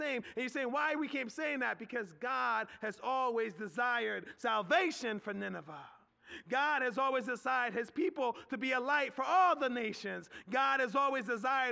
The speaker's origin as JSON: {"language": "English", "town": "Philadelphia", "region": "Pennsylvania", "country": "United States", "tie": "born or raised there", "moved": "yes", "lives_now": "Harrisburg, United States", "said": "I grew up in Philadelphia"}